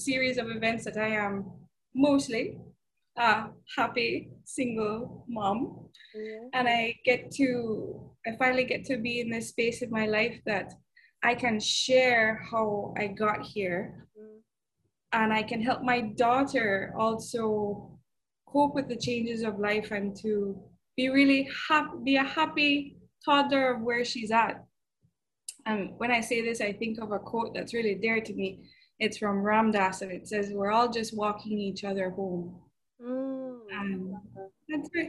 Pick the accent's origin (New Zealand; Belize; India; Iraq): Belize; moved away as an adult; now in Miami, United States; I was raised in Belize